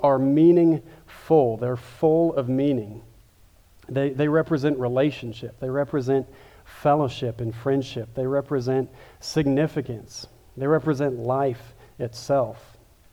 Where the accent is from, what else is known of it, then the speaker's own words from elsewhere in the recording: Kansas City, United States; moved away; also born or lived in Louisville; I grew up in Kansas City, so I'm a big barbecue guy